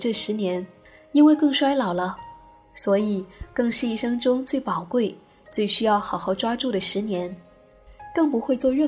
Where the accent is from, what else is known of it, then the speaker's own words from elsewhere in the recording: Taiwan; 因为我是台湾人，这工作做了十年，不过是六千万，六千万在台湾，买房子还是买不到像样的。